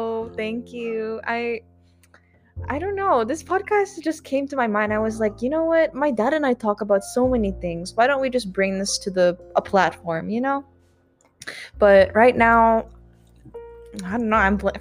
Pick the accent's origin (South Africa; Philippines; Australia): Philippines; So if you didn't know, I'm Filipino, and if I'm feeling bold enough, we'll also talk in Tagalog, okay?